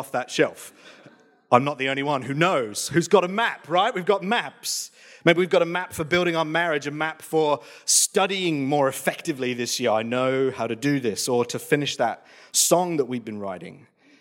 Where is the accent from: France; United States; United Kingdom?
United Kingdom; England; now in Australia; moving to Australia from England. So you're talking small town, very rural England. So like think Midsummer Murders, that's my hometown.